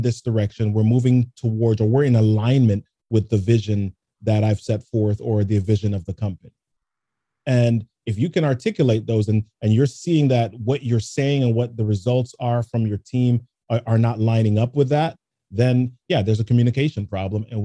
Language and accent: English; New York City, New York, United States; also born or lived in Jamaica; I grew up in the Bronx